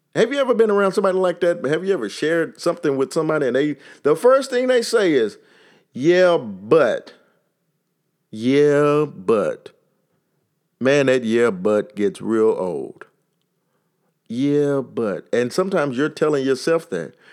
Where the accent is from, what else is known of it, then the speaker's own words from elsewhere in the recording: Texas, United States; accent: Texas; my Texas accent